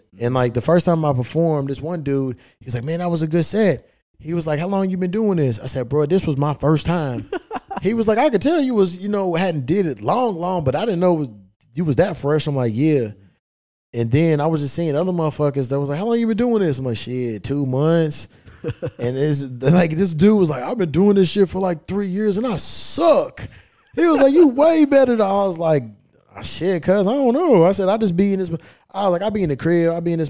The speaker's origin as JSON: {"language": "English", "region": "Kentucky", "country": "United States", "said": "I'm from Kentucky. You know, that's my shit."}